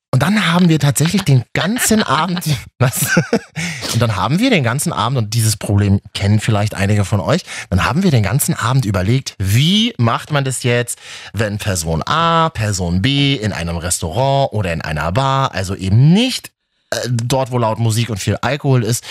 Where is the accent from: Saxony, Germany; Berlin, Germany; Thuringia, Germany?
Berlin, Germany; ich bin ja in Berlin groß geworden